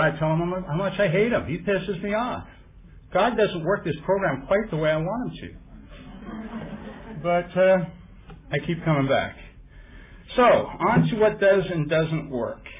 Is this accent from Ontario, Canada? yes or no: no; Vancouver, British Columbia, Canada; I come from Vancouver, Canada